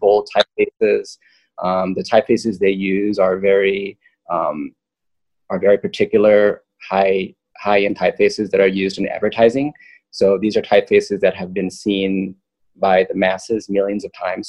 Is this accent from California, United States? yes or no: yes; Loma Linda, California, United States; also born or lived in Manhattan, New York; I grew up in Loma Linda.